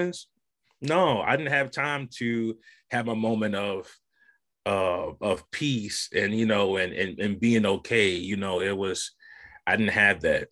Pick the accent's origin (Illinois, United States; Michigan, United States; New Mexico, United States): Michigan, United States; Saginaw; growing up on the South Side of Saginaw in the hood